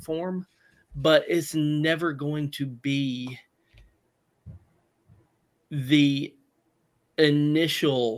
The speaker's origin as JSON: {"language": "English", "area": "Southern", "region": "Southern United States", "country": "United States", "accent": "Southern", "said": "my Southern accent"}